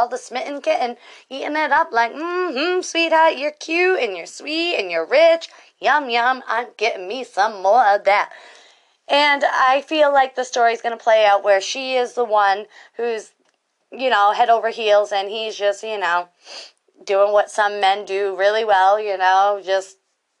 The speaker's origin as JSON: {"language": "English", "region": "Massachusetts", "country": "United States", "tie": "born or raised there", "said": "My home state, Massachusetts."}